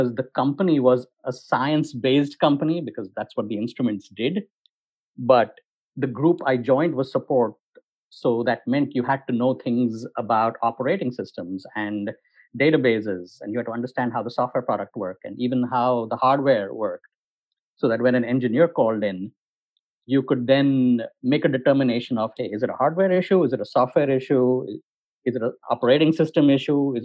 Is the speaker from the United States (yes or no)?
no; India; moved away as an adult; I grew up in India